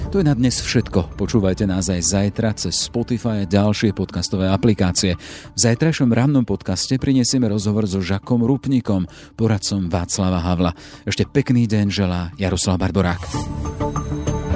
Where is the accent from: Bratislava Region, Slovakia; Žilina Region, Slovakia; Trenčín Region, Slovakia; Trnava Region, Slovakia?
Žilina Region, Slovakia; Orava; som vyrastal na Orave